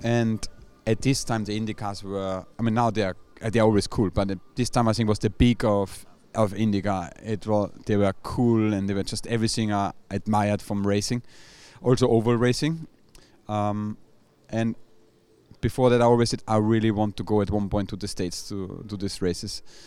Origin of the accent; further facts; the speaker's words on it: Austria; obviously I'm from Austria